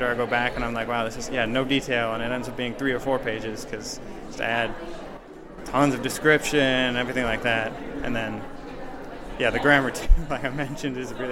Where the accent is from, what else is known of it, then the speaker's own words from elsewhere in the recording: Michigan, United States; now in Fishers, United States; I'm from Michigan